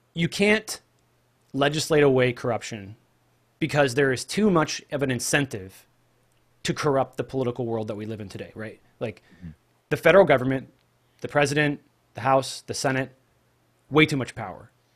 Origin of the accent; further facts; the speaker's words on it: Pacific Northwest, United States; also born or lived in Oregon / Juarez, Mexico; I'm just a normal guy, normal kid growing up in the Pacific Northwest.